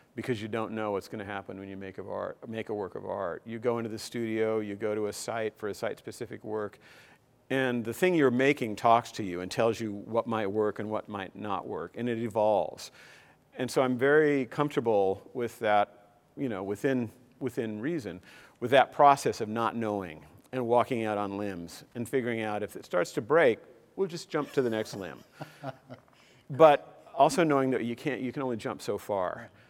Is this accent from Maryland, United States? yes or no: no; Corvallis, Oregon, United States; moved away as an adult; also born or lived in Portland, Oregon / San Diego, California; I grew up in Corvallis